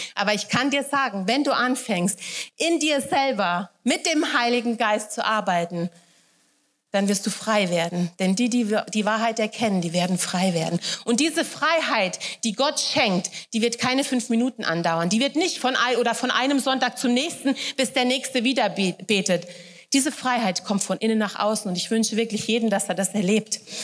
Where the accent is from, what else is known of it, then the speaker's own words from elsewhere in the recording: Wächtersbach, Hesse, Germany; accent: Hessisch; moved away as an adult; now in Upper Bavaria, Germany; Ich komme aus Wächtersbach ursprünglich, ja, da, da wohnen meine Eltern